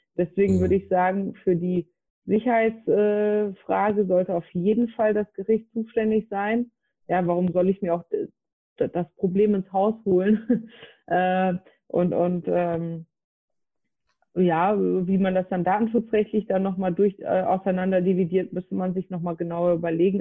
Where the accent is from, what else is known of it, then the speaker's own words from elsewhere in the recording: North Rhine-Westphalia, Germany; also born or lived in Frankfurt; bin wieder in mein Heimatbundesland NRW gezogen